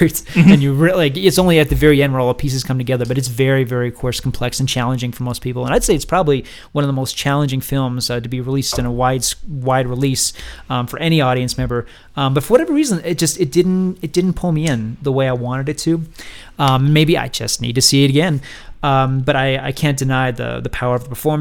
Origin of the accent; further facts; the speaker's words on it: Hawaii, United States; moved away; growing up in Hawaii